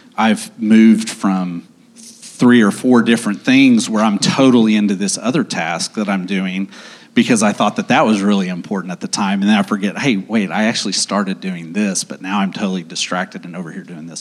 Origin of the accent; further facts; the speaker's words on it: Owasso, Oklahoma, United States; moved away as an adult; also born or lived in Dallas; now in Oklahoma City, United States; I grew up in Owasso.